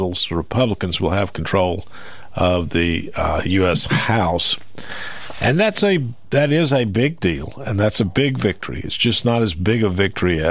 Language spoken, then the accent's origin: English; Maury County, Tennessee, United States; I was born here in Maury County, grew up here